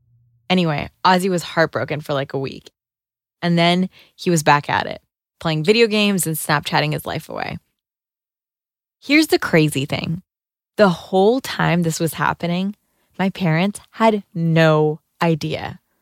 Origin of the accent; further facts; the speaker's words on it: Rochester, Minnesota, United States; it's kind of hard being a player when you're a Somali-American teenage girl growing up in Rochester, Minnesota, and you aren't actually allowed to talk to boys.